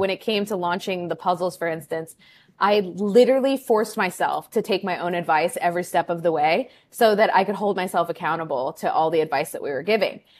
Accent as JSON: {"language": "English", "region": "California", "country": "United States", "tie": "born or raised there", "also_born_or_lived": "Chicago", "moved": "as an adult", "lives_now": "Peru", "said": "I'm actually from California, grew up there, then lived in Chicago for eight years, and am more recently have become a transplant to Peru in South America"}